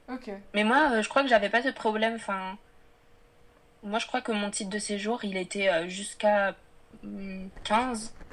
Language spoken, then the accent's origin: French; France; je suis née en France.